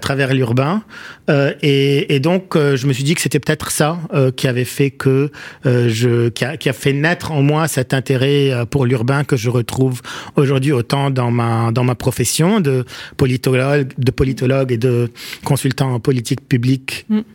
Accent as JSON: {"language": "French", "town": "Beirut", "region": "Beirut Governorate", "country": "Lebanon", "tie": "born or raised there", "also_born_or_lived": "Paris, France", "moved": "as an adult", "said": "j'ai grandi à Achrafieh, dans la partie est de Beyrouth pendant la guerre"}